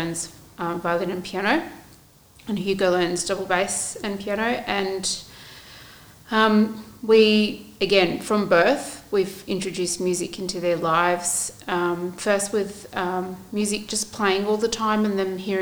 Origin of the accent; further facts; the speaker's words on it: Australia; I was born in Australia